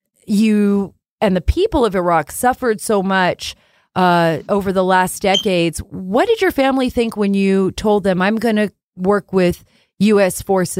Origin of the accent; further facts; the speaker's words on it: Jeddah, Makkah Province, Saudi Arabia; I grew up in Saudi Arabia, but as an American, my father worked in the kingdom, and I spent like the most formidable years of my life, my childhood there in Jeddah.